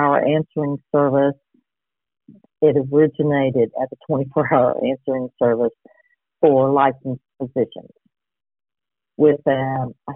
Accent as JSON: {"language": "English", "town": "Duncan", "region": "Oklahoma", "country": "United States", "moved": "yes", "lives_now": "Yukon, United States", "said": "I'm from the Duncan, Stevens County area originally"}